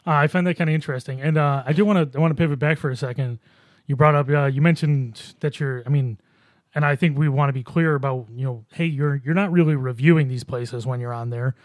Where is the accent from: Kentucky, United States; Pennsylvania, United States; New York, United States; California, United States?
New York, United States; Buffalo; I grew up in Buffalo myself